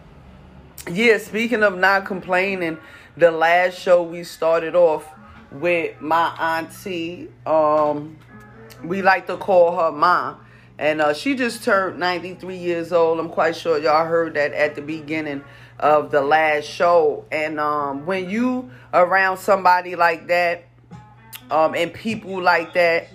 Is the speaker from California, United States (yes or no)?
no; Jersey City, New Jersey, United States; I'm from Jersey. Jersey City, New Jersey to be exact.